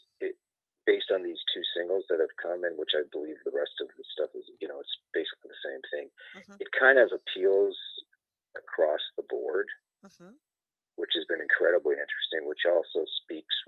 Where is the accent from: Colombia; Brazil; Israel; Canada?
Canada; moved away as an adult; now in United States; I'm Canadian, I'm originally from there.